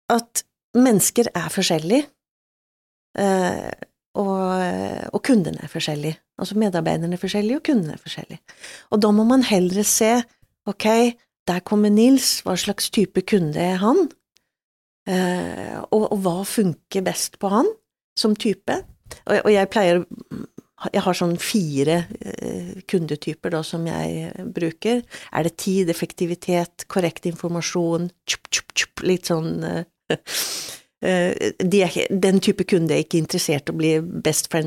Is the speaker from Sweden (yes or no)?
yes; Sweden; Norwegian is a second language; now in Norway; Jeg, jeg er svensk.